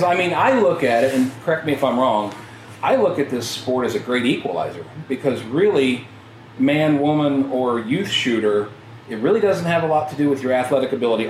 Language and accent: English; Ohio, United States; I'm from Ohio